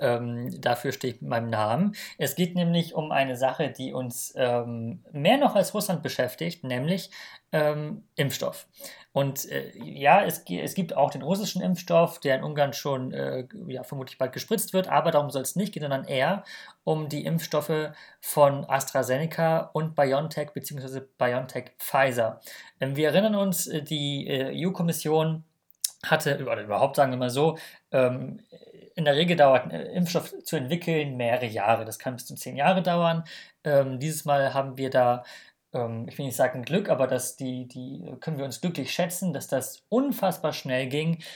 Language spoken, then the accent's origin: German; Germany; als Deutsche haben wir das natürlich, leben wir natürlich in einer Bubble